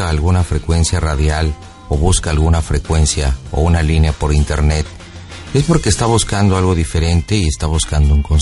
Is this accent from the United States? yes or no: no; Toluca, State of Mexico, Mexico; De Toluca.